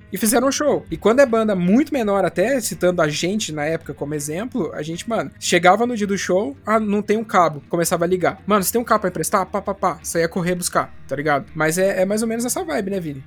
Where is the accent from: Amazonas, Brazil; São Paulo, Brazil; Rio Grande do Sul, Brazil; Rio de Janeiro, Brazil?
São Paulo, Brazil; interior of; moved away as an adult; now in Guarapuava, Brazil; eu não sou de, de Guarapuava, no Paraná, onde eu estou conversando com vocês agora, né? Eu sou do interior de São Paulo